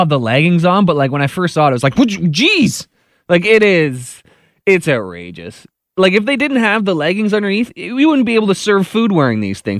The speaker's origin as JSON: {"language": "English", "town": "Dorchester", "region": "Ontario", "country": "Canada", "said": "I'm not even from the area, I'm from Dorchester, but as soon as I saw the OPP were looking for us, I drove it to Elmer, where my friend lives"}